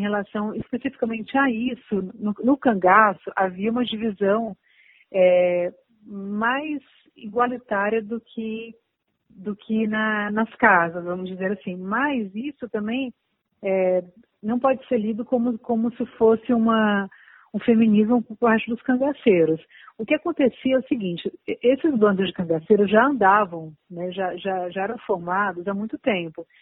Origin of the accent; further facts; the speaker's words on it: Fortaleza, Ceará, Brazil; now in São Paulo, Brazil; Eu sou do Nordeste, né? Eu sou, eu, eu nasci aqui em São Paulo, mas eu me criei em Fortaleza